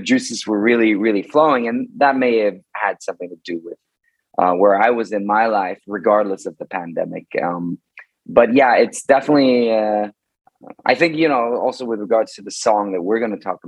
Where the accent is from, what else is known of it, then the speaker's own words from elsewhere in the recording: Bergen, Vestland, Norway; in Bergen, in my hometown in Norway